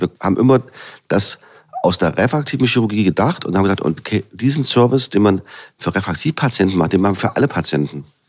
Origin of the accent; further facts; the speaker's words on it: Halle, Saxony-Anhalt, Germany; also born or lived in Leipzig; Ich bin ja gebürtiger Hallenser sozusagen, kenne hier die Region, äh, bin hier zu Hause